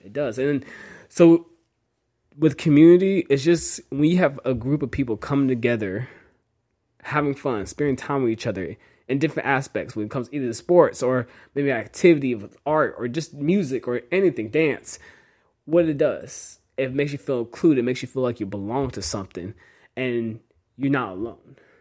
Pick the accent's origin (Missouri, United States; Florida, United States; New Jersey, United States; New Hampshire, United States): Florida, United States; Jacksonville; also born or lived in Dallas, Texas / Nashville, Tennessee / Tampa, Florida; so I grew up in Jacksonville most of my life